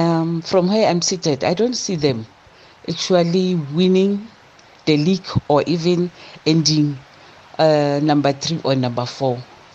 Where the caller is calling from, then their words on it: Bethlehem, Free State, South Africa; I'm calling from Bethlehem.